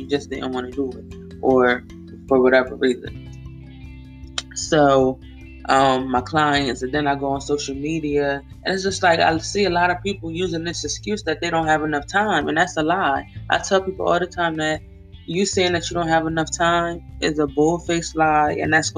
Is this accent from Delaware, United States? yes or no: yes; Wilmington, Delaware, United States; I am from Wilmington, Delaware, born and raised